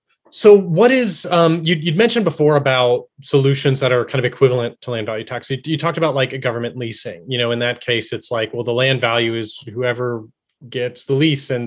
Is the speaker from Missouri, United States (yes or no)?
no; Texas, United States; I'm from Texas